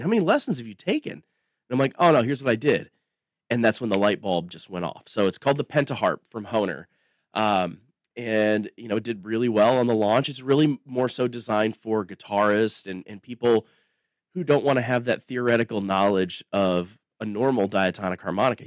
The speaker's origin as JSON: {"language": "English", "area": "across the river from Davenport, Iowa", "region": "Illinois", "country": "United States", "tie": "born or raised there", "moved": "as an adult", "lives_now": "Nashville, United States", "said": "I grew up on the Mississippi River in, uh, in a place that was a blues town"}